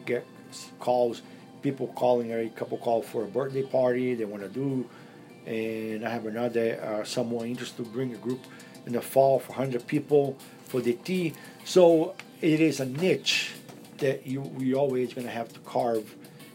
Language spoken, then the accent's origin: English; Brazil; now in Las Vegas, United States; I am a Brazilian as well